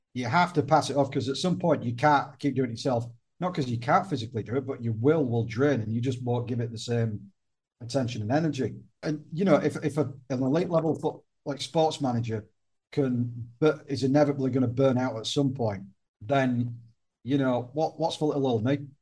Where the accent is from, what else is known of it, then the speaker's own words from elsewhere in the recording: the north of England, United Kingdom; now in Malta; I'm Northern English